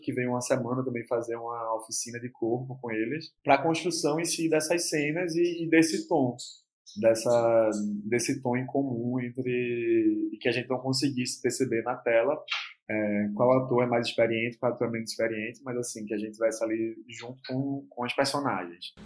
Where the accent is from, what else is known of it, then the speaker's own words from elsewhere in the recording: Olinda, Pernambuco, Brazil; é o bairro onde eu cresci também. É, eu passei a minha infância, adolescência toda ali nessa periferia de Olinda